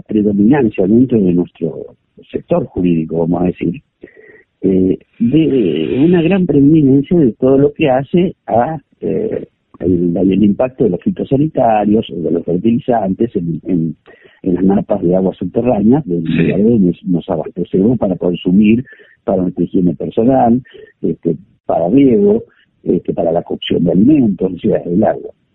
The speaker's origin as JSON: {"language": "Spanish", "region": "Buenos Aires Province", "country": "Argentina", "said": "yo soy bonaerense"}